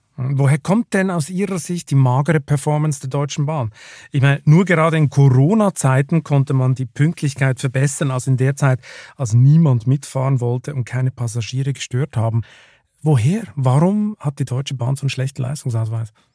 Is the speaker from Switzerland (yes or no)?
yes; Lucerne, Switzerland; now in Germany; meiner Heimatstadt Luzern